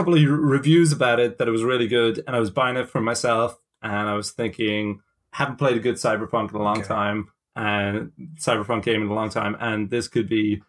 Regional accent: Ireland; But I am particularly Irish.

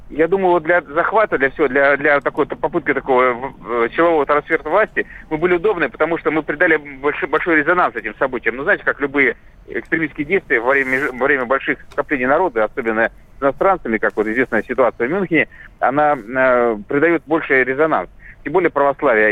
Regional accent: Tbilisi, Georgia; now in Russia; я э, воспитывался в Грузии

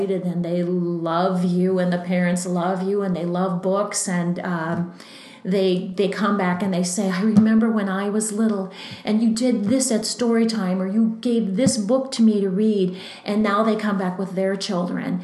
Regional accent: Green Bay, Wisconsin, United States; now in Redwood Falls, United States; Growing up in Green Bay, and the Southwest branch was the little library closest to my home

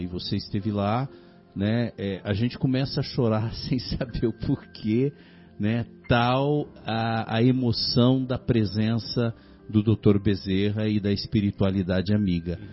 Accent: São Paulo, Brazil; Eu sou de São Paulo, né? Sou de São Paulo

